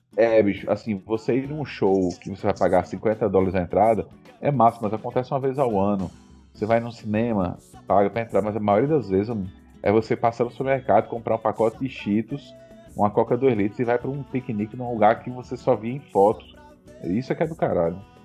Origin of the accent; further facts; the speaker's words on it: Natal, Rio Grande do Norte, Brazil; moved away as an adult; now in Canada; morei minha vida toda em Natal